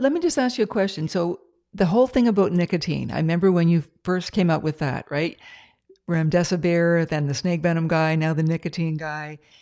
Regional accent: Ontario, Canada; now in British Columbia, Canada; I'm from Ontario, but I live in, uh, B C now

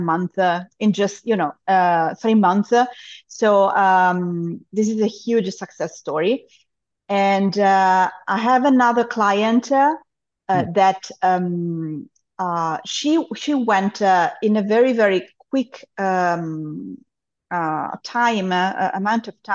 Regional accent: Monza, Lombardy, Italy; also born or lived in Germany; now in Cyprus; I am originally from Monza, that is the town in Italy where we have the Formula One auto

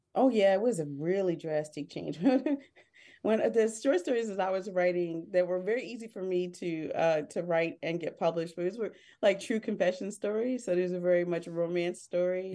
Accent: Harrisburg, Pennsylvania, United States; moved away as an adult; now in Philadelphia, United States; I grew up in central Pennsylvania, I grew up in Harrisburg, P

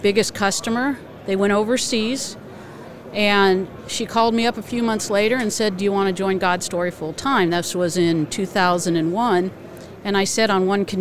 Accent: Arizona, United States; moved away as an adult; also born or lived in Connecticut; I grew up in Arizona

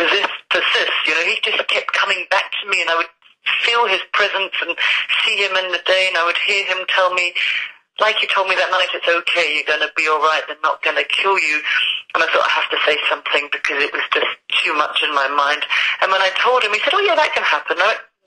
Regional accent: London, United Kingdom; now in Scotland, United Kingdom; I am a Londoner who loves the sunshine. I don't know why I live in Scotland

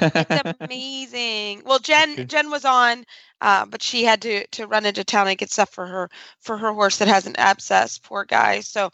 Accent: Kentucky, United States; I'm from Kentucky. I get all about that. It's green in Kentucky for a reason because it rains a lot.

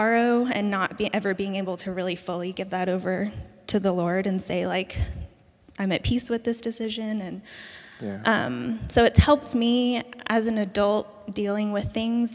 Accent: Burnsville, Minnesota, United States; I was born in Burnsville, Minnesota, which is right outside of St. Paul, 1989

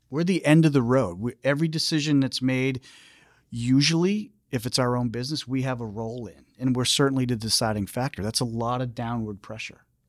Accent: Foxborough, Massachusetts, United States; I grew up in Foxborough

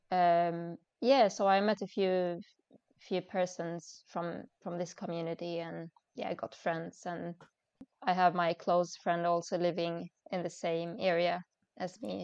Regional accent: Sweden; moved away as an adult; now in Dubai, United Arab Emirates; I was born and raised in Sweden

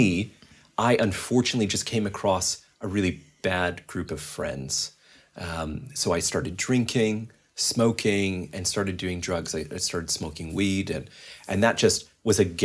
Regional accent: Calgary, Alberta, Canada; moved away as an adult; also born or lived in Vancouver / Toronto; I'm from Calgary, actually. My wife and I were both born and raised there

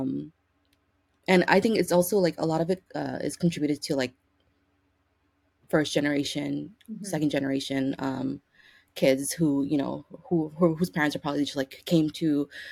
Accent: New York City, New York, United States; also born or lived in Bangladesh; I was born in Bangladesh. I came here as a newborn. I have lived in Ozone Park pretty much my whole life.

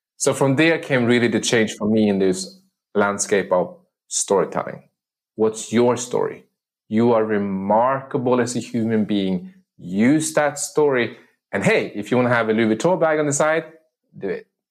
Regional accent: Sweden; moved away as an adult; also born or lived in Medellin, Colombia; I'm adopted from the city of Medellin, Colombia, and uh, to a village on the countryside of uh, Sweden, where I grew up and I spent the first 19 years of my life

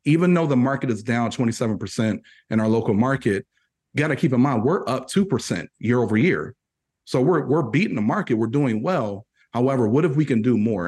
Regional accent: Purdue University country, Indiana, United States; I'm from, I'm from Purdue University country. So if you know anything about the Boilermakers, that's where I currently reside. That's where I was born too

